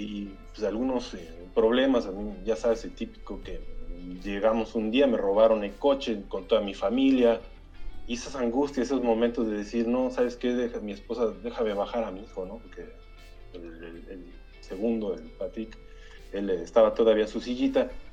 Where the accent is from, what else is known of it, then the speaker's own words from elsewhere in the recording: Mexico City, Mexico; moved away as an adult; yo también vivía allá en, San Ángel